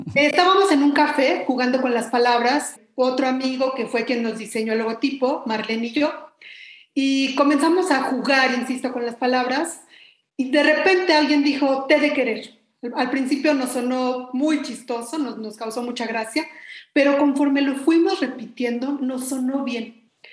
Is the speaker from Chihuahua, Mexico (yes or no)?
no; Mexico City, Mexico; pues yo también soy mexicana de la Ciudad de México